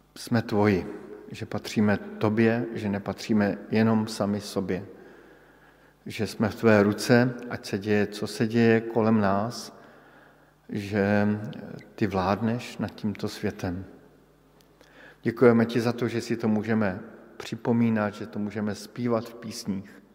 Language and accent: Czech; Bohemia, Czechia; jsem přišel z Čech